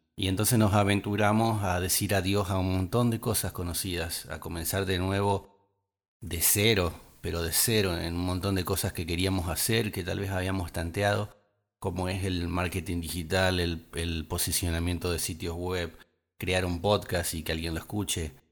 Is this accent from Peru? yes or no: no; Argentina; nuestra provincia y nuestro país